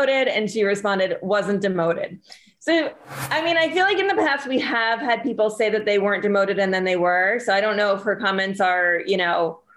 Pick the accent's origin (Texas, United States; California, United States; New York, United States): New York, United States; Long Island; I'm from Long Island